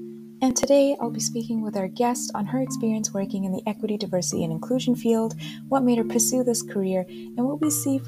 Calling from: Ottawa, Ontario, Canada; I'm joining you from Ottawa, Ontario

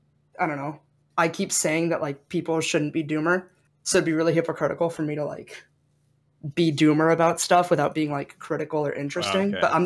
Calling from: Santa Monica, California, United States; LA, Santa Monica.

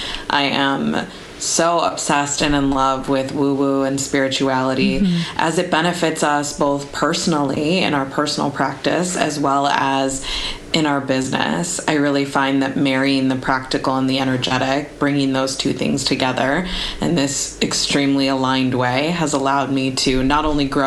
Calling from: Chicago, Illinois, United States; I am connecting from Chicago, and it's about like 9:30 p.m. by me.

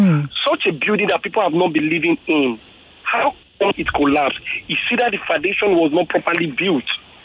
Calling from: Iyana Iba, Lagos, Nigeria; I'm calling from Iyaba.

